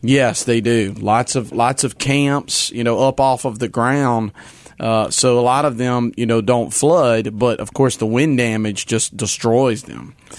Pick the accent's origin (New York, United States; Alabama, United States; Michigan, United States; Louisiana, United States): Louisiana, United States; Hammond; moved away; I'm a Louisianian. It's my home state. It's where I was born and raised